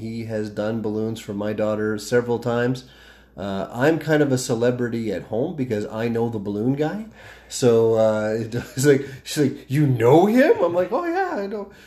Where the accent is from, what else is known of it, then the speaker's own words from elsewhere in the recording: Calgary, Alberta, Canada; also born or lived in Fort McMurray; born and raised in Calgary